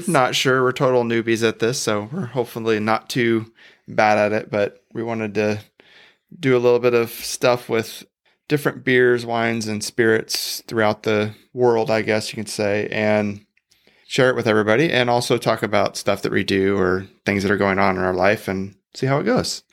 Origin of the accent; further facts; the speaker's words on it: Bakersfield, California, United States; we were actually born and raised in Bakersfield, California